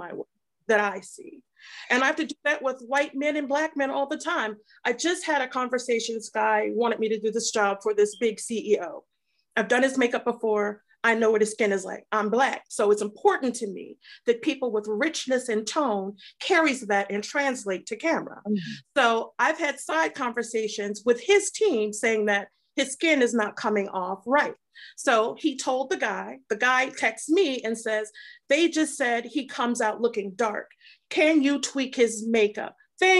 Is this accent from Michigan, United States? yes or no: yes; Detroit, Michigan, United States; I grew up in Detroit, so I'm from a whole different climate